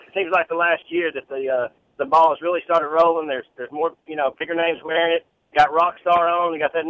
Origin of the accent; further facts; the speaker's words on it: Alabama, United States; We're from Alabama.